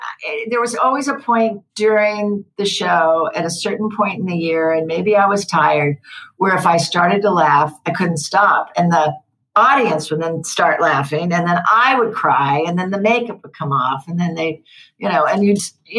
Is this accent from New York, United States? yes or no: no; Santa Clara, California, United States; I grew up in Santa Clara, California